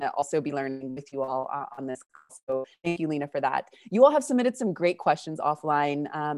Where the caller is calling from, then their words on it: Patagonia, Argentina; I'm calling from Argentina and Patagonia.